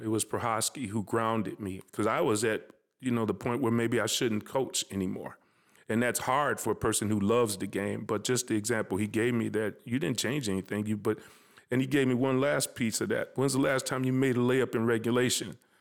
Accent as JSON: {"language": "English", "town": "Minneapolis", "region": "Minnesota", "country": "United States", "tie": "born or raised there", "said": "I'm proud that I'm from North Minneapolis"}